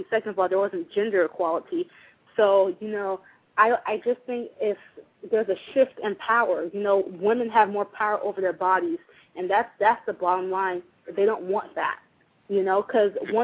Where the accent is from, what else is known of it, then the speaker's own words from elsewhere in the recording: United States; now in Florida, United States; As an American